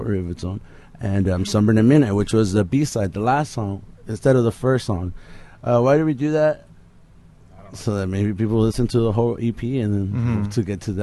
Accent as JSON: {"language": "English", "town": "Los Angeles", "region": "California", "country": "United States", "said": "we're from East"}